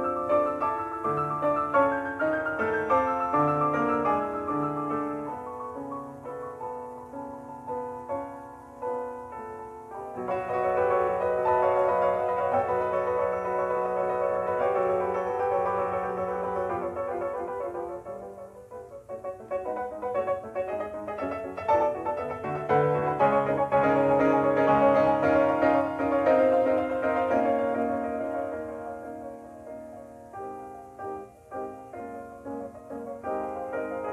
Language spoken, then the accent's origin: English; Michigan, United States; when I was growing up in Michigan